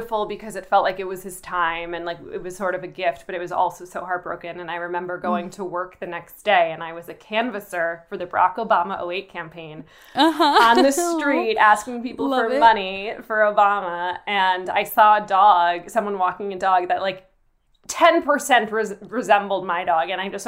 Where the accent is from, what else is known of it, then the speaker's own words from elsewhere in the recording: New York, United States; To New York. I grew up outside